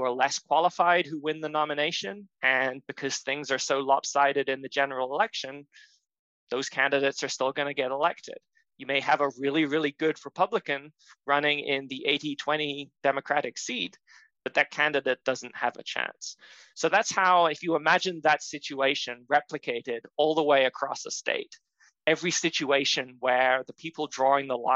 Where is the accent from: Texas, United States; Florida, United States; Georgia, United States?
Florida, United States; my home state of Florida